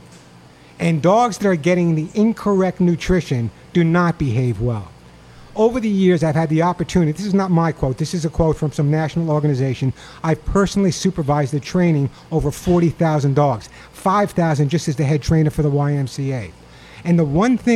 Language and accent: English; New York, United States; as a New Yorker